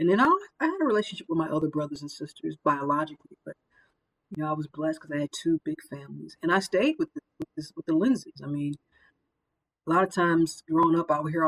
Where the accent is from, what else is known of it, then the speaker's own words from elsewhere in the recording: St. Louis, Missouri, United States; now in Atlanta, United States; Grew up in St. Louis